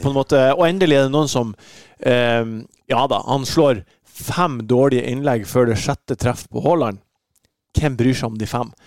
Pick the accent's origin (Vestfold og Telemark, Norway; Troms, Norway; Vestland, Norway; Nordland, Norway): Nordland, Norway; Bodø; now in Oslo, Norway; når jeg var i, i Nordland og liten gutt